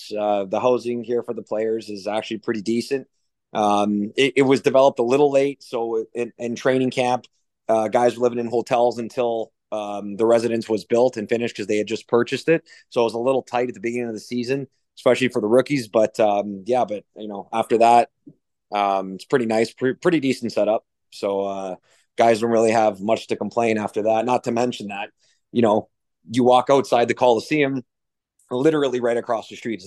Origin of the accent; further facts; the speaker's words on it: Toronto, Ontario, Canada; moved away as an adult; now in Biloxi, United States; I'm from Toronto, so things are pretty, in terms of rules and laws, it's pretty tight back home